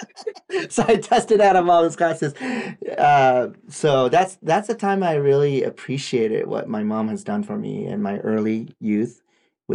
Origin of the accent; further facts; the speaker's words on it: Japan; first language Japanese; English is a second language; moved away; I did this in my own language too